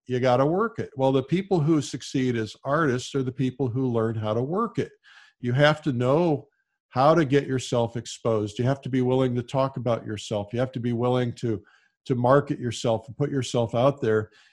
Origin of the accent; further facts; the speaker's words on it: Fort Wayne, Indiana, United States; moved away; also born or lived in Detroit; I was growing up in Fort Wayne, Indiana